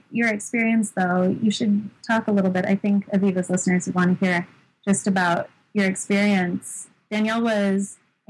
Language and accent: English; Sedona, Arizona, United States; moved away as an adult; growing up in Sedona was a really, really special upbringing.